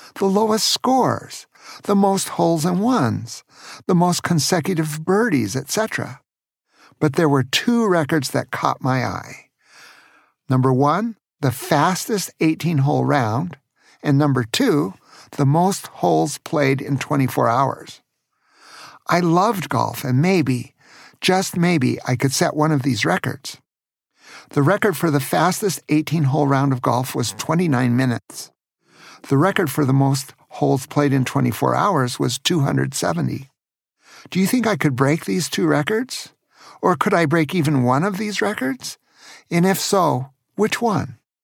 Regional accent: Tacoma, Washington, United States; When I was a teenager growing up in Tacoma, Washington

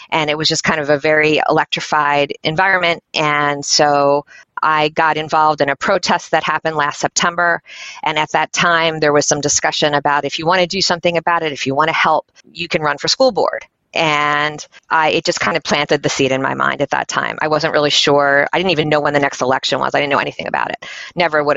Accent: Philadelphia, Pennsylvania, United States; moved away as an adult; now in York, United States; I'm from Philadelphia, suburbs of Philadelphia originally

